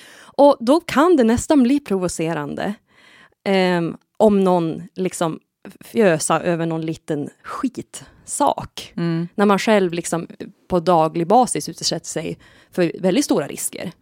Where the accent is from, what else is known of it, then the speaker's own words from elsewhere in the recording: Sweden; Jag kommer från Härskog, denna pyttelilla by som har förlorat nästan allt nu. Mm. Men eh, fastän att jag liksom är född där